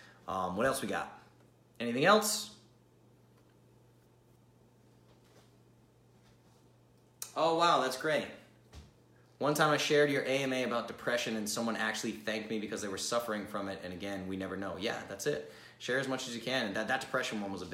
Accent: Rhode Island, United States; accent: Rhode Island; my Rhode Island accent

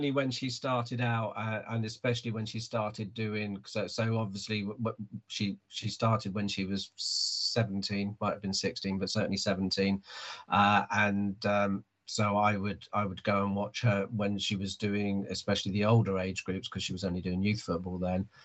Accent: Hanover, Lower Saxony, Germany; born there; moved away; also born or lived in Cyprus; I was born in Hanover in Germany. I, my dad was in the army, so uh, yeah, I moved around a lot.

